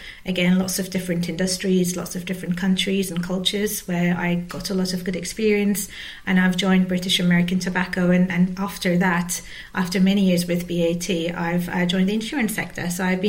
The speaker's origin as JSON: {"language": "English", "region": "Istanbul", "country": "Turkey", "tie": "born or raised there", "second_language": "English", "moved": "yes", "said": "I'm from Turkey originally. I grew up, I was born and raised in Istanbul."}